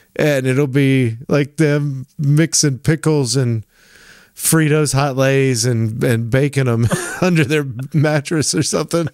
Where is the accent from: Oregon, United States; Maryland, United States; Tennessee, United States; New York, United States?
Tennessee, United States; when I was growing up in Tennessee in the nineties